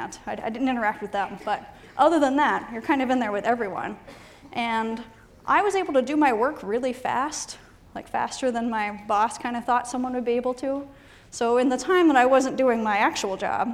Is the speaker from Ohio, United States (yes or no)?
yes; Ohio, United States; moved away; I'm from Ohio originally